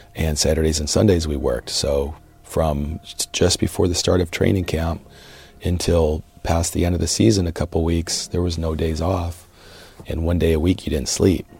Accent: Cleveland, Ohio, United States; born and raised in the Cleveland area

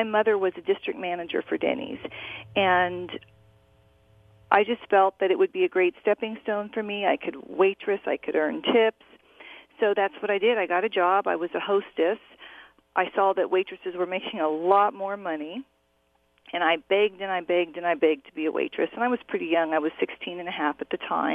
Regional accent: Orange County, California, United States; I grew up in Orange County, California

